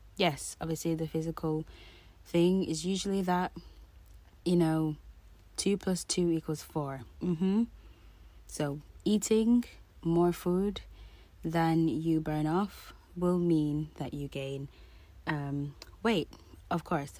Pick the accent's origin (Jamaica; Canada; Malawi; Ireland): Jamaica; me being Jamaican